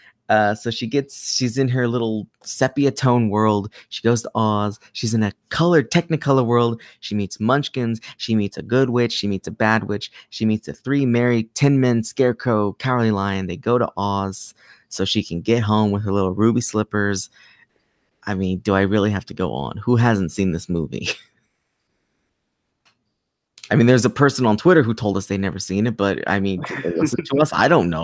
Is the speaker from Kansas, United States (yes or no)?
yes; Kansas, United States; I'm from Kansas.